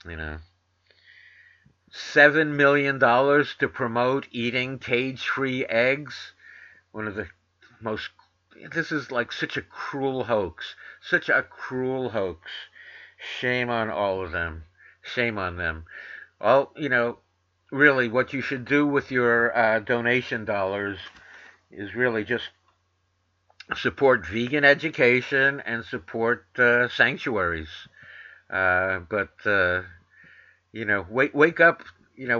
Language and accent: English; New York, United States; moved away; I grew up in New York too